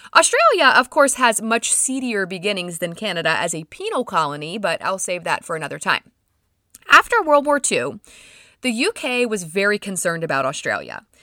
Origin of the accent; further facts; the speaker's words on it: United States; I'm just a stupid American